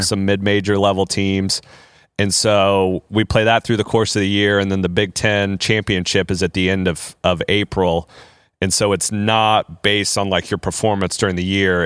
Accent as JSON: {"language": "English", "region": "Indiana", "country": "United States", "tie": "born or raised there", "said": "I grew up in Indiana"}